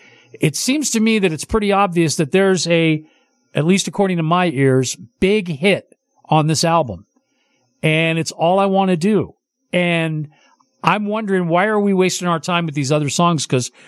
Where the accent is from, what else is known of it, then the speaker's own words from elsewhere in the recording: Oakland, California, United States; moved away; I'm from the East Bay, San Francisco East Bay. I'm from Oakland / San Leandro